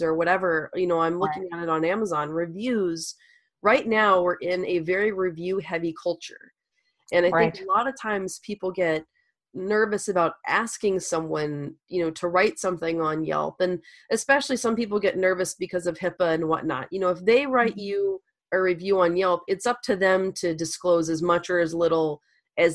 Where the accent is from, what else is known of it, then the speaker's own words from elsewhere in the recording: Louisiana, United States; moved away; I'm from Louisiana originally